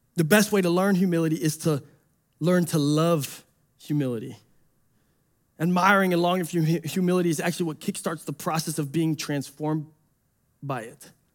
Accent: Detroit, Michigan, United States; I'm from Detroit.

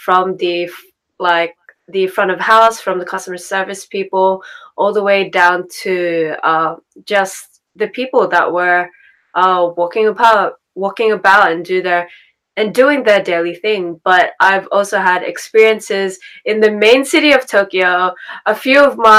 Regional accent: Sydney, New South Wales, Australia; also born or lived in Japan; I am born and raised in Sydney, Australia, and I do live and I was raised in the suburbs of Sydney

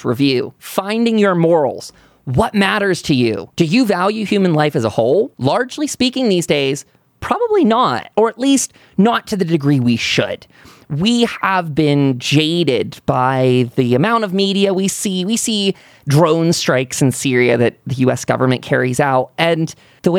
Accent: United States; As an American patriot

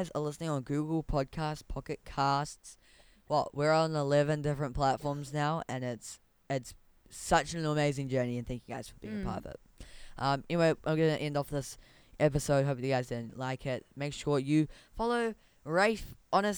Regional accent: Whakatane, Bay of Plenty, New Zealand; now in Auckland, New Zealand; my hometown is actually in Auckland right now. It used to be in Whakatane.

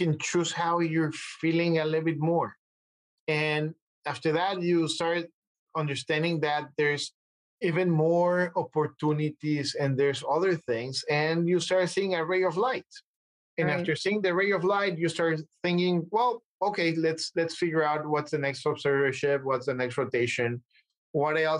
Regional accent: Mexico; moved away as an adult; now in United States; I'm coming from Mexico. I'm fluent in a couple of languages.

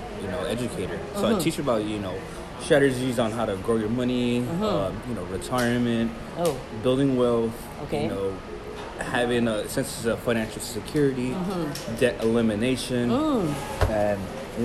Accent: United States; born there; I was born here in the United States.

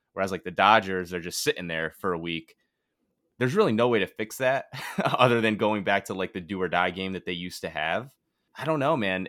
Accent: Bristol, Connecticut, United States; I'm from Bristol

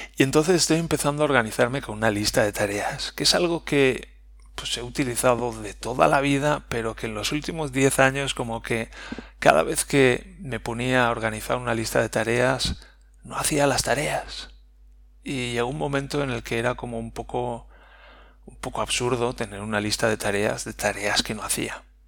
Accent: Spain; Nosotros somos españoles

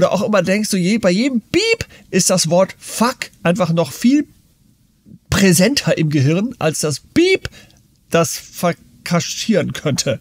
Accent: Germany; also born or lived in United States; als ich in Amerika in der Schule war, da kommt man natürlich so als Deutscher

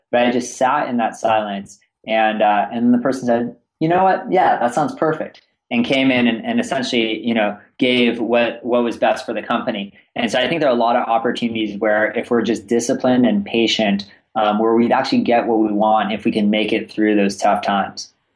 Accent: Northern California, United States; also born or lived in East Coast; born and raised in Northern California

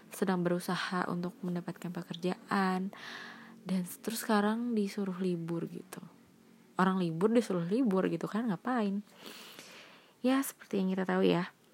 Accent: Bandung, West Java, Indonesia; soalnya nyamainnya sama aku kamu aku kan orang Bandung jadi ya mungkin aku kamu aja kali ya

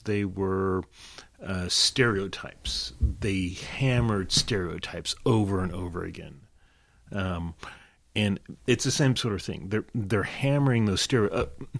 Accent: the South, United States; Having grown up in the South, I even though I don't really have a Southern accent, but I grew up in the South. I went to middle school and high school in the South

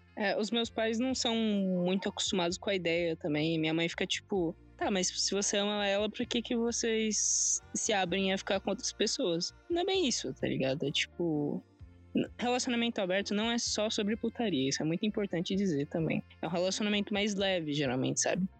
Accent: São Paulo, Brazil; sou do Grajaú

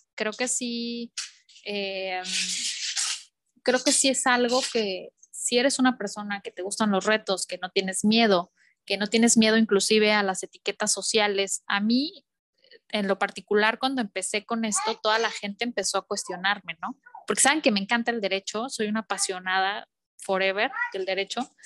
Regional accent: León, Guanajuato, Mexico; moved away as an adult; now in Miami, United States; en el estado de Guanajuato, que yo soy de León

